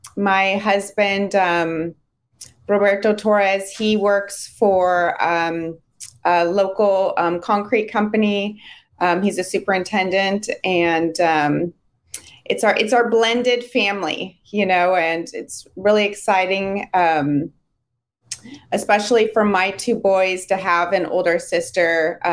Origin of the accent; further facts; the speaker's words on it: Hayward, California, United States; I am calling in from Hayward, California.